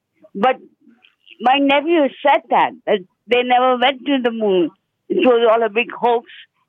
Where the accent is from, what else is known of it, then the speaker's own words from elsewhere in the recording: India; English is a second language; now in England; I was in 1969. I came from India to England, and I watched the whole landing that 1969.